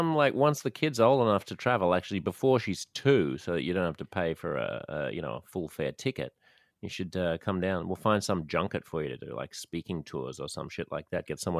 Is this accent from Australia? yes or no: yes; Australia; moved away; He's like, you have an accent. I was like, yeah. Where are you from? I was like, Australia.